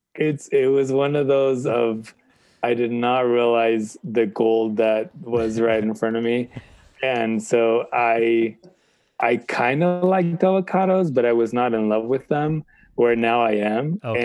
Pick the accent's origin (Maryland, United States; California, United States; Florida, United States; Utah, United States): California, United States; San Clemente; I was born in California in San Clemente